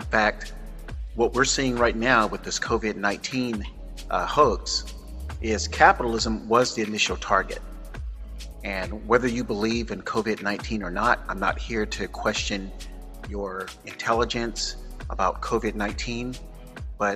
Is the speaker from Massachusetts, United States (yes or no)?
no; Florida, United States; also born or lived in San Francisco; now in Northern California, United States; I was born and raised in Florida